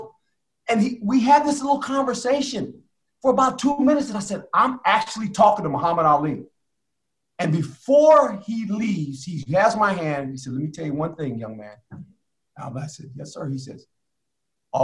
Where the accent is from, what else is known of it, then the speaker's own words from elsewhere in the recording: West Coast, United States; I grew up on the West Coast.